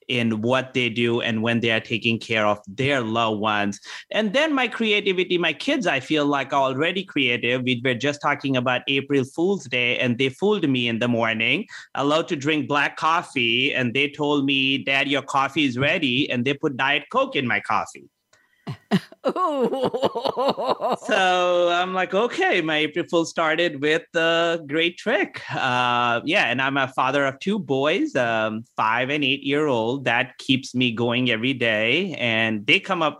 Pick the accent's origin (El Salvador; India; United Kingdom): India; also born or lived in Canada; now in United States; I was born in Canada. I grew up in India, and now I'm in America.